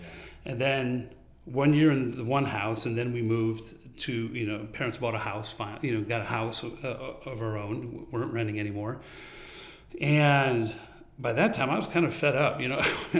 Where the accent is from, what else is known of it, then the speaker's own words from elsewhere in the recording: New York, United States; because I grew up on Long Island on the North Shore, you know, we would do a lot of like sailing and hanging out in the summertime and do activities as a group and stuff.